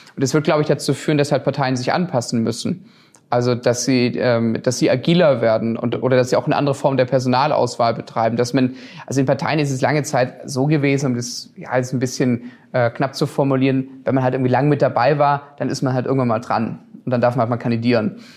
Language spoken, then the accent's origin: German; Stuttgart, Baden-Württemberg, Germany; also born or lived in Tengen; ich komme aus Stuttgart, ich bin am Krärwald geboren, aufgewachsen, habe die gesamte Schulzeit hier verbracht